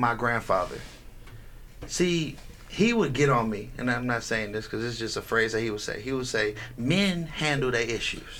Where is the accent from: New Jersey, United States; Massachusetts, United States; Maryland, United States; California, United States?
California, United States; the Bay Area; now in Las Vegas, United States; I'm from the Bay Area